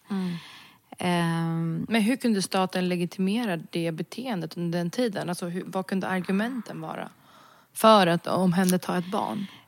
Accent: Sweden; jag är född och uppvuxen i Sverige

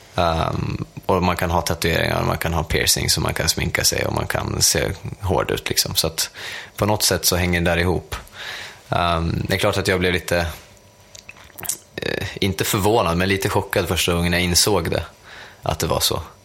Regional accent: Sweden; jag är fortfarande svensk

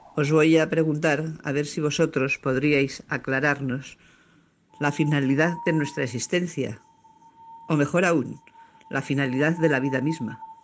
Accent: Mexico; now in New York, United States; soy un mexicano viviendo en Nueva York

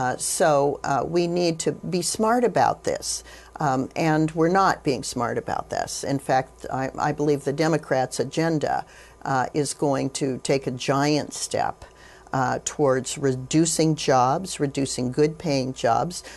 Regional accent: Wyoming, United States; having been born and raised in Wyoming, uh, being, uh, a fourth generation, uh, Wyoming, uh, native

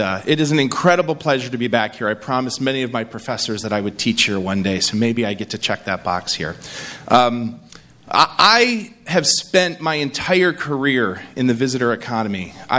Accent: New York, United States; I speak all over the country and I say, I'm from New York.

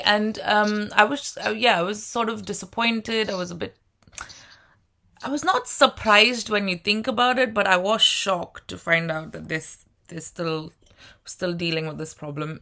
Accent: India; moved away as an adult; now in United Kingdom; I'm from India

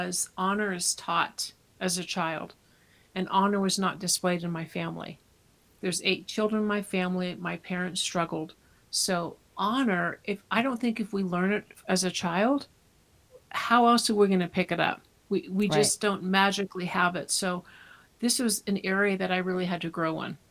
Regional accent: California, United States; I was born and raised in California

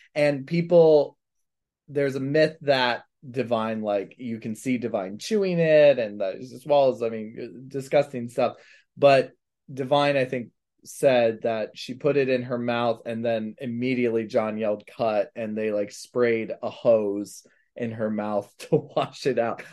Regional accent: Manassas, Virginia, United States; Manassas, Virginia, so near Baltimore

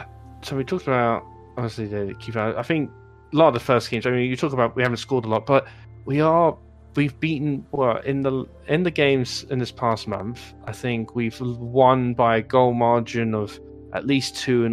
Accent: United States; moved away; when I was growing up in the States

